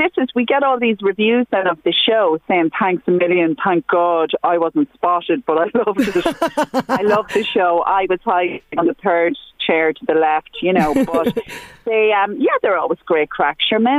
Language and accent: English; Dundalk, County Louth, Ireland; I'm from Dundalk, Sinead.